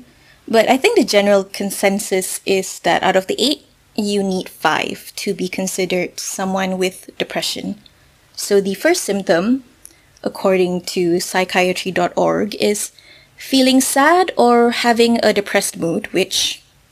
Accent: Malaysia; I'm Malaysian myself

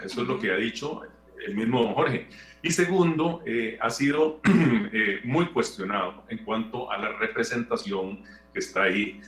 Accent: Costa Rica; nosotros como costarricenses

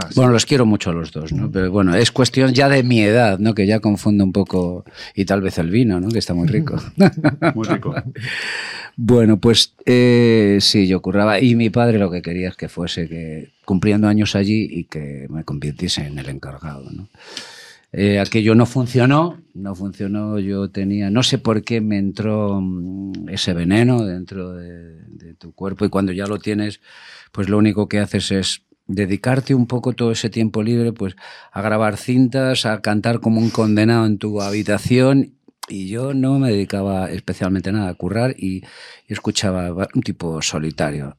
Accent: Madrid, Community of Madrid, Spain; he nacido en Chamberí

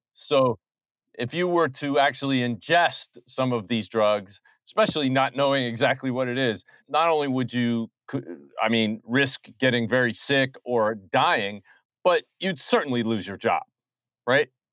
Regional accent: New York City, New York, United States

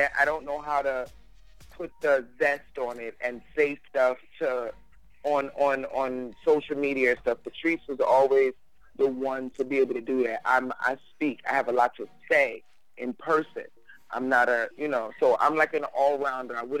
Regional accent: New York City, New York, United States; now in New Jersey, United States; I'm from Crown Heights originally

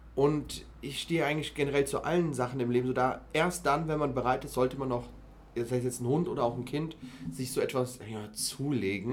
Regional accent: Mainz, Rhineland-Palatinate, Germany; now in Frankfurt, Germany; Ich bin aufgewachsen in einem Viertel von Mainz

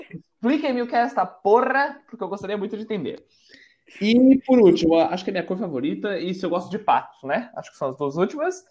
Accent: São Paulo, Brazil; now in Porto, Portugal; eu moro na cidade do Porto, em Portugal, eu nasci em São Paulo

